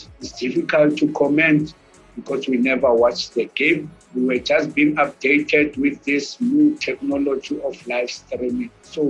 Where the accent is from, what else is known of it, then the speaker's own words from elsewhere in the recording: South Africa; Always South Africans